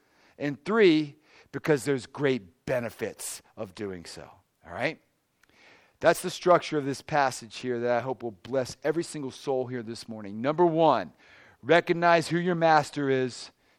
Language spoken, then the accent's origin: English; Maryland, United States; also born or lived in South Carolina / Pittsburgh; You know, I grew up in the suburbs of D.C., much like this area. You know, lived in southern Maryland near the beautiful Chesapeake Bay, just gentle rolling hills